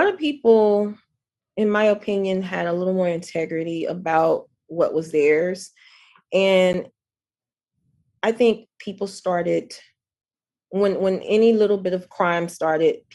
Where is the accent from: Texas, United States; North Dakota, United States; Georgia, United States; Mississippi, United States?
Mississippi, United States; Jackson; moved away as an adult; also born or lived in Canton, Mississippi / Atlanta / Long Beach, California; now in Los Angeles, United States; when I grew up in Jackson, you know, it doesn't feel the same when I go back